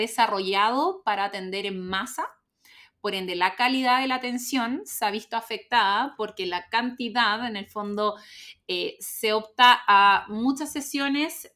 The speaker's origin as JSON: {"language": "Spanish", "area": "Calera de Tango", "region": "Santiago Metropolitan Region", "country": "Chile", "said": "vivía en el campo, en Calortango"}